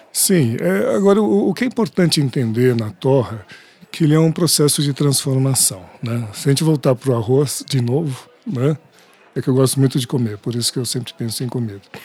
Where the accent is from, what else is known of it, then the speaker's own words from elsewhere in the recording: São Paulo, Brazil; also born or lived in Minas Gerais; sou aqui de São Paulo